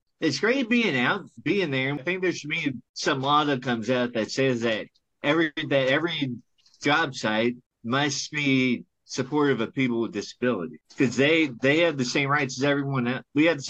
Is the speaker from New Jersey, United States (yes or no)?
no; Louisville, Kentucky, United States; Born and bred.